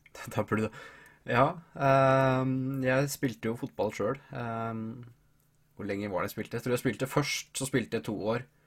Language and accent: Norwegian; Hamar, Innlandet, Norway; Jeg er jo fra Hamar